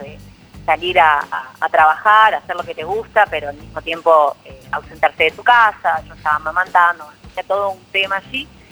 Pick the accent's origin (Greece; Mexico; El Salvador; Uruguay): Uruguay; moved away as an adult; now in Argentina; yo claramente soy uruguaya, vivo hablando del Uruguay